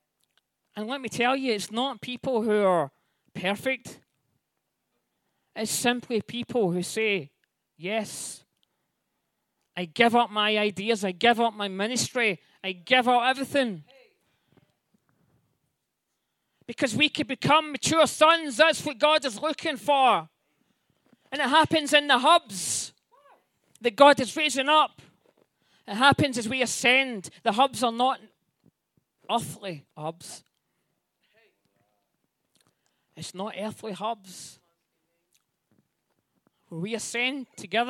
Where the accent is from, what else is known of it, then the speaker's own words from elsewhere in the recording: Scotland, United Kingdom; me as a Scottish person